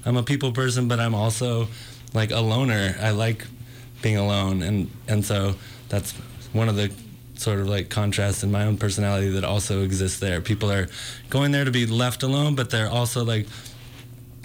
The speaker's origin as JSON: {"language": "English", "region": "Northern California", "country": "United States", "said": "Originally from Northern California"}